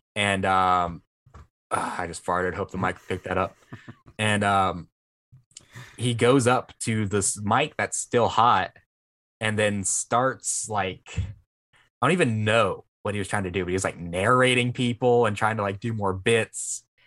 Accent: Vancleave, Mississippi, United States; I'm from Van Cleef

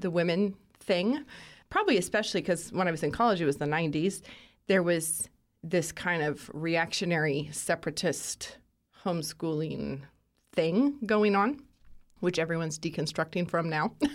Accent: Moscow, Idaho, United States; Born and raised in Moscow, Idaho

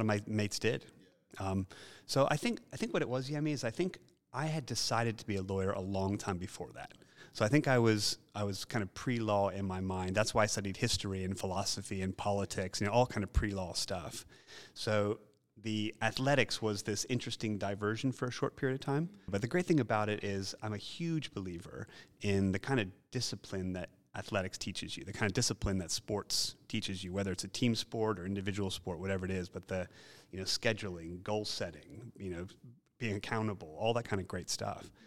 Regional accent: Philadelphia, Pennsylvania, United States; moved away; also born or lived in New York; because I'm from Philadelphia, I'm not from New York

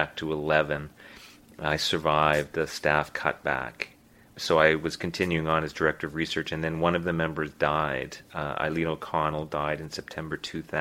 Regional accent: Winnipeg, Manitoba, Canada; moved away as an adult; now in Halifax, Canada; I was born and raised in Winnipeg.

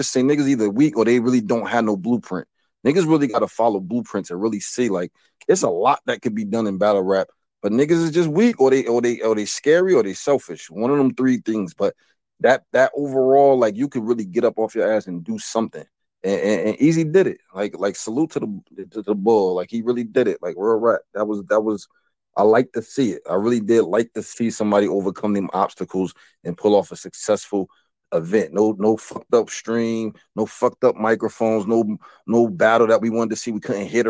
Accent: New Jersey, United States; I'm from Jersey

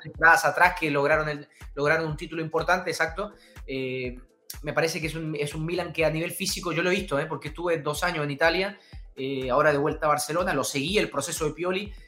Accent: Chile; also born or lived in Uruguay; soy chileno-uruguayo, uruguayo por padre, chileno por madre

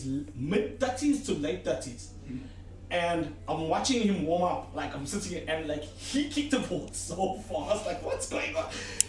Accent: Durban, KwaZulu-Natal, South Africa; I'm from Durban.

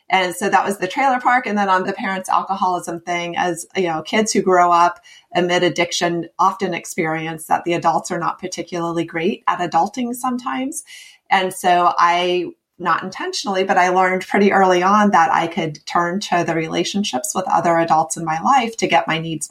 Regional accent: Midwest, United States; moved away as an adult; also born or lived in West Coast, United States / East Coast, United States; now in US East Coast; I grew up in the Midwest and spent 14 years on the West Coast. And I've been out here on the East Coast for 5 years

